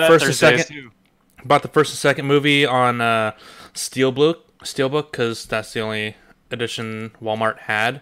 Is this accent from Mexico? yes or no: yes; Mexico; moved away; growing up in Mexico